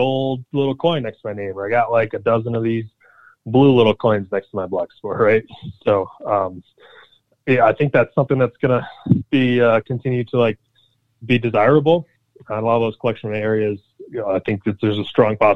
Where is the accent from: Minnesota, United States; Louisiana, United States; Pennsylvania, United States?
Pennsylvania, United States; I'm from Pennsylvania